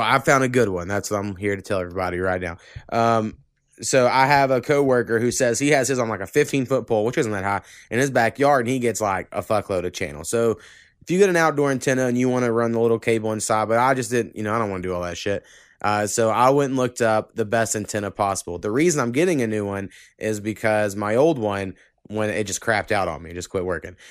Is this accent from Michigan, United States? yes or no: no; Oklahoma, United States; born or raised there